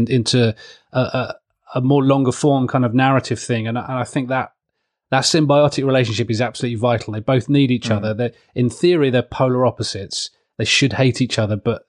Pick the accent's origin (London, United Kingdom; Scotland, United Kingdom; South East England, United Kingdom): South East England, United Kingdom; Southeast Kent; moved away; I grew up in Southeast Kent, which is true blue